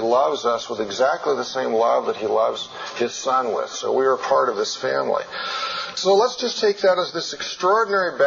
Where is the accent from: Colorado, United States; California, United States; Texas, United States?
Colorado, United States; in my home state, when I climb Long's Peak